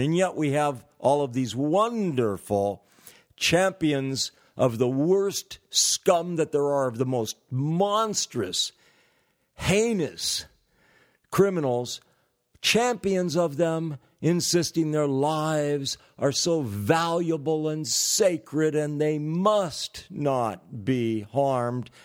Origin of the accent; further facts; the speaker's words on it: California, United States; moved away; I'm originally from California